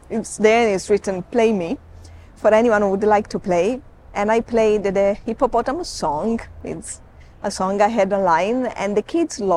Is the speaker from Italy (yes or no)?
yes; Sicily, Italy; now in Kenya; I am Italian. You are Italian. Okay. Yes, I'm from Sicily.